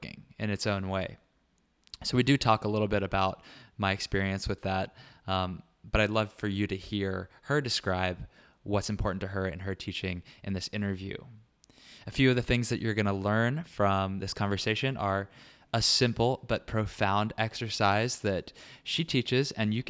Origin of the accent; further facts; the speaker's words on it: Richmond, Virginia, United States; moved away; also born or lived in Manhattan; Richmond, Virginia, my hometown